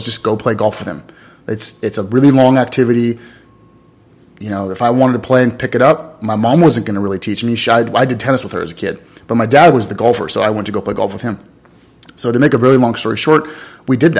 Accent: Los Angeles, California, United States; I grew up in Los Angeles, California.

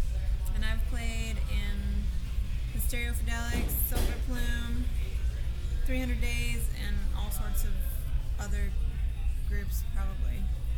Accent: West Virginia, United States; I grew up in West Virginia

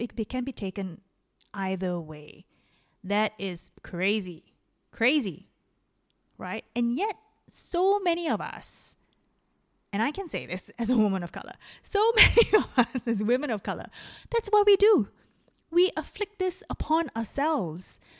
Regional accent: Singapore; moved away; also born or lived in Melbourne, Australia / Dunedin, New Zealand; I'm Singaporean

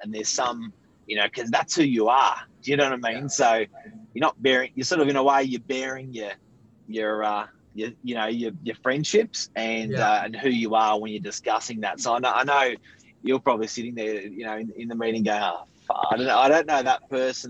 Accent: Sydney, New South Wales, Australia; both my parents are Serbian background. So I went to Cromer High School in the northern beaches

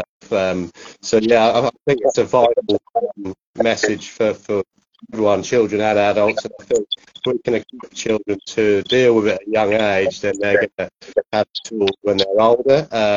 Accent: Norwich, East of England, United Kingdom; I'm from Norwich

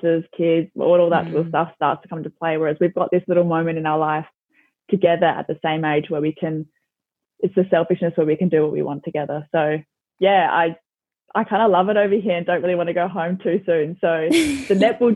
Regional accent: Adelaide, South Australia, Australia; moved away as an adult; now in Scotland, United Kingdom; I'm from Adelaide

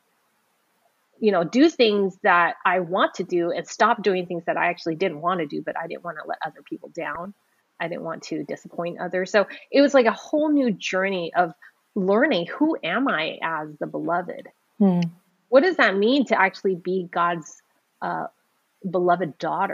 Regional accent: San Francisco, California, United States; I was born in San Francisco Chinatown

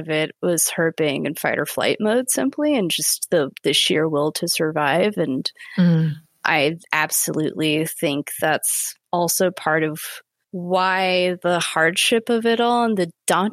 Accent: Santa Cruz, California, United States; moved away as an adult; also born or lived in San Francisco; now in Los Angeles, United States; I grew up in the Santa Cruz area, of which is Central California

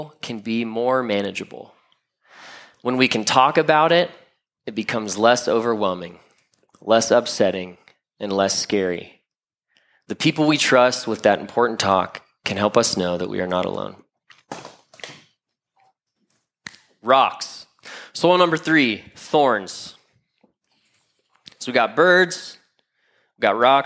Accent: Florida, United States; moved away; I'm from Florida. I'm a Florida man

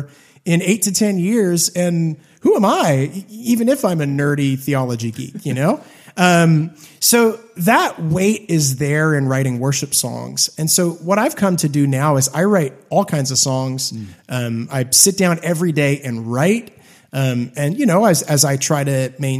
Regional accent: Hamilton, Ontario, Canada; growing up in Hamilton, Canada

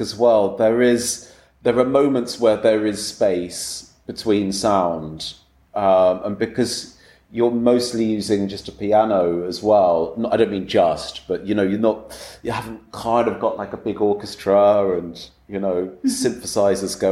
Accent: England, United Kingdom; my being English

